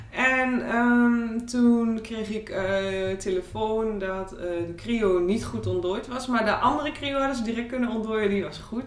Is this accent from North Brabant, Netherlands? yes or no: no; Borne, Overijssel, Netherlands; ik kom uit Borne.